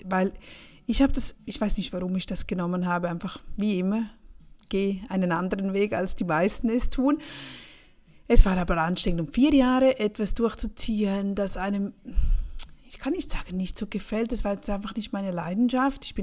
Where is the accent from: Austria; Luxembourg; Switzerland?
Switzerland; St. Gallen; Aufgewachsen bin ich im Rheintal, St. Galler Rheintal, das ist an der Grenze zu Österreich.